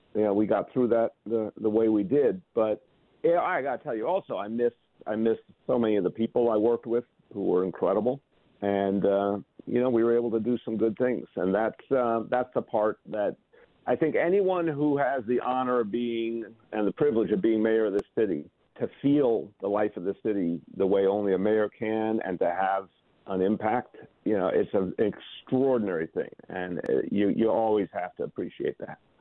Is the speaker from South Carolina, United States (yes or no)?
no; New York, United States; also born or lived in Massachusetts; I'm a New Yorker, so I like being in New York better